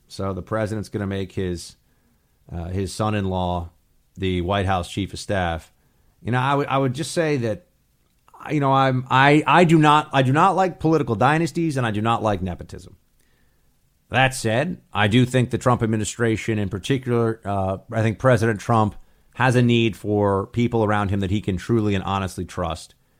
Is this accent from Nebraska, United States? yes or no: no; New York, United States; I grew up in New York